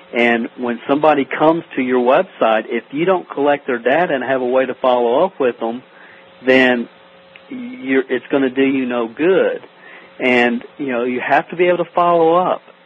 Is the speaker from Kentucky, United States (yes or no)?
yes; Stamping Ground, Kentucky, United States; I'm from a little town in Kentucky called Stamping Ground. There's, it's population 400. It's like Mayberry. Uh, literally, there's not a stoplight in the town, and that's that's kind of where I grew up here in Kentucky